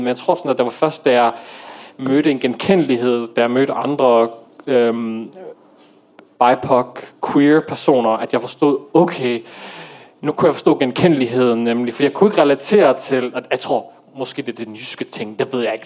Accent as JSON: {"language": "Danish", "town": "Aarhus", "region": "Central Denmark Region", "country": "Denmark", "tie": "born or raised there", "said": "jeg er dansk marokkaner, øh, født og opvokset i Aarhus"}